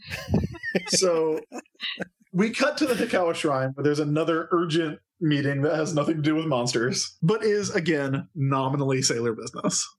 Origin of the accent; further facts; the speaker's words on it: United States; we're American